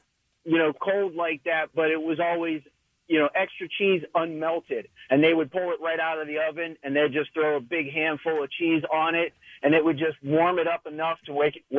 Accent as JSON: {"language": "English", "town": "Pittsburgh", "region": "Pennsylvania", "country": "United States", "tie": "born or raised there", "said": "I grew up in the Pittsburgh area."}